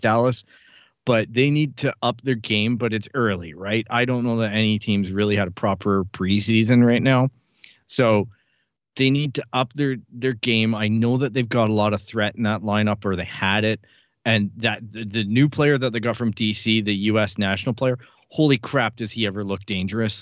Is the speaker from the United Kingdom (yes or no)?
no; Canada; as a Canadian, a guy who never traveled to the U S A until soccer came along